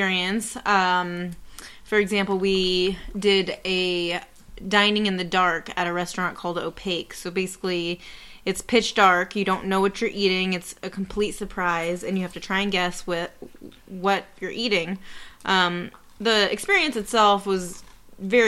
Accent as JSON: {"language": "English", "town": "Orlando", "region": "Florida", "country": "United States", "said": "we're from Orlando, Florida"}